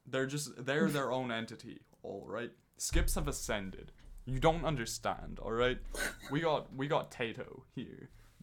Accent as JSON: {"language": "English", "country": "Ireland", "said": "the Australian's gonna make fun of me for being Irish."}